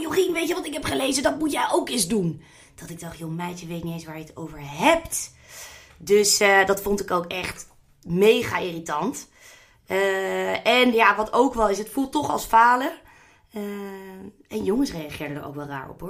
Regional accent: The Hague, South Holland, Netherlands; Ik kom bijvoorbeeld uit Den Haag

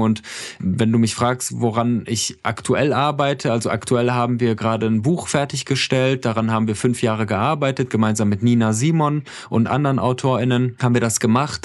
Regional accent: Iran; now in Germany; ich bin im Iran geboren

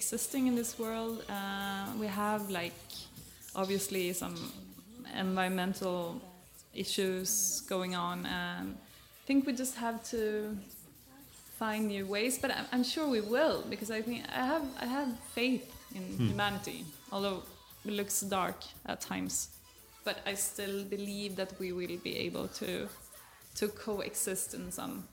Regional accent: Sweden; I'm from Sweden.

